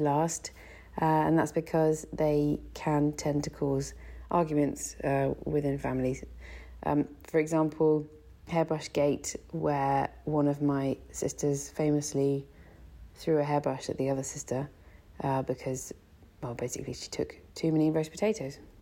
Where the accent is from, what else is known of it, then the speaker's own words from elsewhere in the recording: Bath, South West England, United Kingdom; I was born and raised in Bath